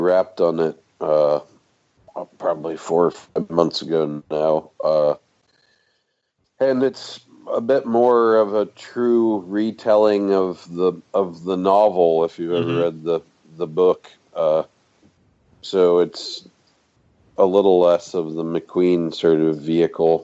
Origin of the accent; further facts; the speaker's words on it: Texas, United States; moved away as an adult; now in London, United Kingdom; I grew up in Texas